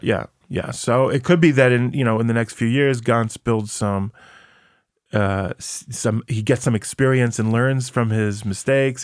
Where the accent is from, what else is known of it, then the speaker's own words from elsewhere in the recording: United States; now in Israel; I grew up in America